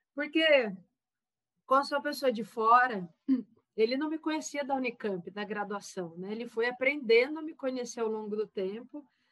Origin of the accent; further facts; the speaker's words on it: Taubaté, São Paulo, Brazil; Eu sou de Taubaté, interior de São Paulo